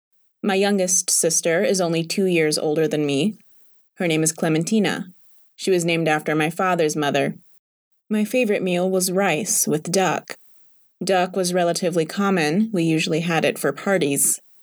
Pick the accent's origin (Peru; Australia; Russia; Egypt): Peru; Tumán, Lambayeque; first language Spanish; English is a second language; My homeland, Tumán, is in the northern part of Peru. Spanish is my native language. The climate is very warm in that part of the country. In Tumán, almost everyone works at the factory.